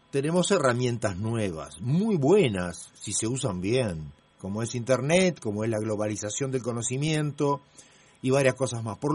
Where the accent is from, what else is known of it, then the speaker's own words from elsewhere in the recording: Italy; mi país, yo soy italiano